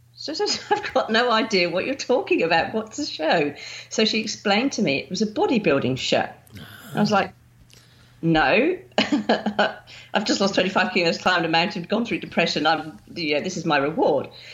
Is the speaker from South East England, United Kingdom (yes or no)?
yes; Winchester, South East England, United Kingdom; moved away as an adult; also born or lived in Romsey; now in Melbourne, Australia; I grew up in Winchester